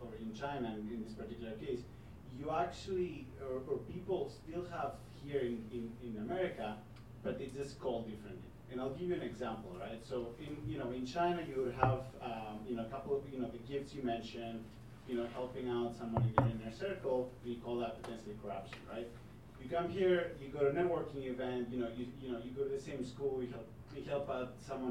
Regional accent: Greece; now in United States; I'm actually originally from Greece, and so I was educated in Greece, then educated in the U.S.

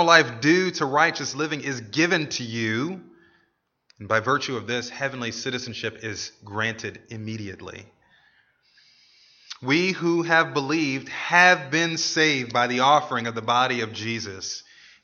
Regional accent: United States; As American citizens

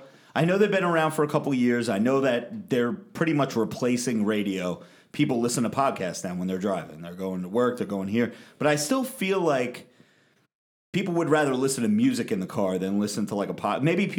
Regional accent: Tennessee, United States; I'm from Tennessee, everybody.

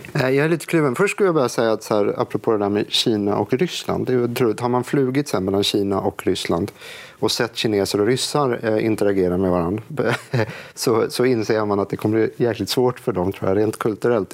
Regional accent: Stockholm, Stockholm County, Sweden; jag är från Stockholm

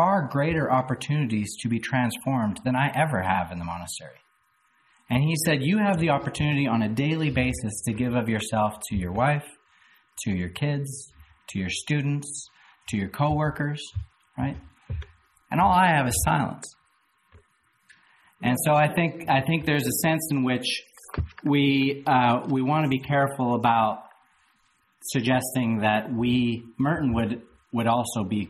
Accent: Canada; moved away as an adult; now in Louisville, United States; I moved down to Louisville from Canada 10 years ago. And I was a horribly naive Canadian

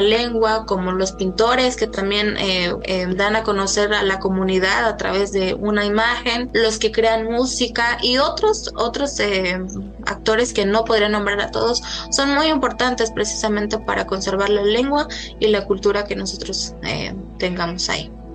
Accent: Mexico; las lenguas que tenemos en México

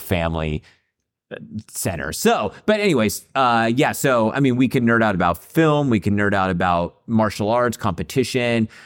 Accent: Central Valley, California, United States; I grew up in the Central Valley, so, like, farmland in the middle of nowhere.

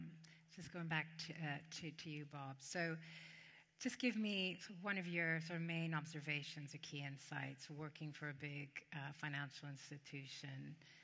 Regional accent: Canada; I'm Canadian

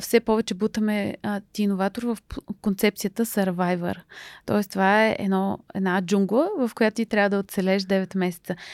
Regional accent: Pleven, Pleven Province, Bulgaria; майка ми е от Русе, баща ми е от Плевен и съм завършила математическата гимназия в Плевен

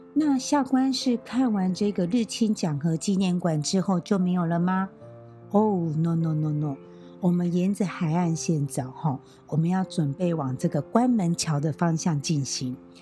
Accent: Taiwan; 身为台湾人

